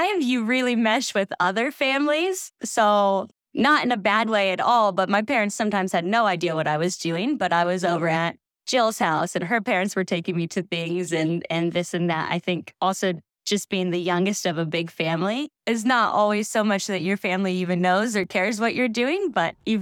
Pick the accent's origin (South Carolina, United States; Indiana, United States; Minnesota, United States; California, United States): California, United States; Sacramento; now in Truckee, United States; I grew up in Sacramento, California, and I grew up on a dead-end street